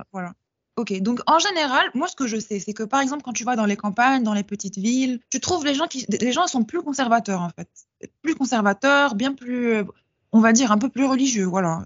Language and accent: French; Casablanca, Casablanca-Settat, Morocco; je suis marocaine. je suis de Casablanca